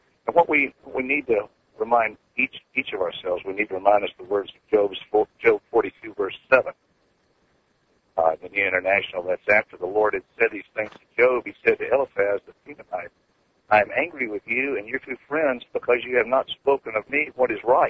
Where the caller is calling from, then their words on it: Georgia, United States; also born or lived in Austin, Texas; I'm calling from Austin, Texas. I live in LJ, Georgia.